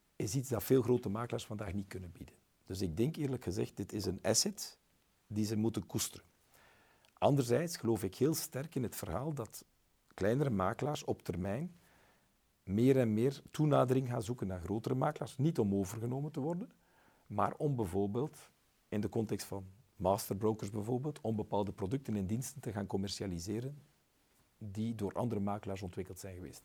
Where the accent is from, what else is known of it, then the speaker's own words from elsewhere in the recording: West Flanders, Belgium; Ik ben West-Vlaming